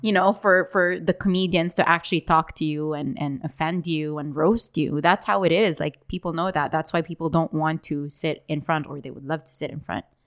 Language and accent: English; Dubai, United Arab Emirates; I grew up in Dubai as well